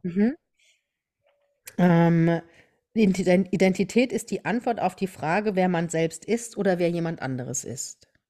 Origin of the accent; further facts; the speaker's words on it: Germany; hier bei uns in Deutschland